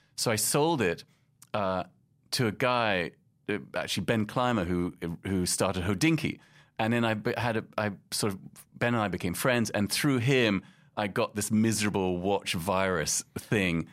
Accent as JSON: {"language": "English", "region": "London", "country": "United Kingdom", "tie": "born or raised there", "also_born_or_lived": "Casablanca, Morocco / Boston, United States / Paris, France", "moved": "as an adult", "lives_now": "New York, United States", "said": "I grew up in London and Casablanca 'cause my mum was from Morocco"}